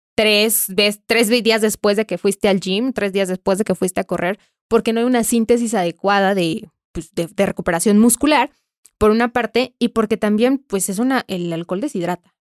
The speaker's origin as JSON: {"language": "Spanish", "country": "Mexico", "said": "Como mexicanos"}